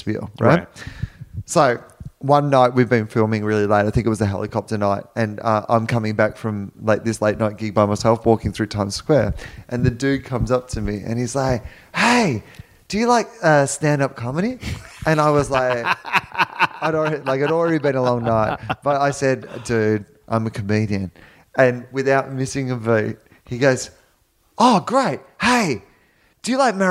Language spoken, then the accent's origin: English; Australia; as an Australian man